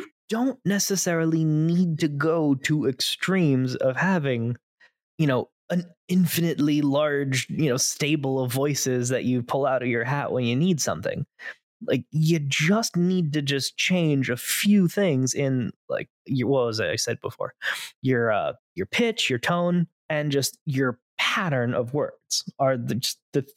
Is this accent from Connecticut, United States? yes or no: no; Florida, United States; accent: a little bit of Southern and a little bit of New Yorker; I myself have a little bit of Southern and a little bit of New Yorker because I myself grew up in am Florida.